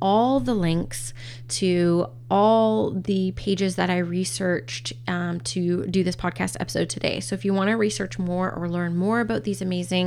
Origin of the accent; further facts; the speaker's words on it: Canada; I'm First Nations Canadian, as well as Scottish descent as well, and English and Canadian